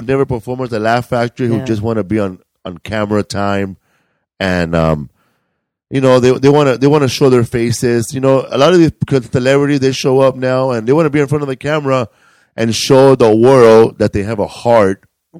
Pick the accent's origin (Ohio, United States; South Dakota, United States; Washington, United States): Ohio, United States; Cleveland; I grew up in the Project of Cleveland.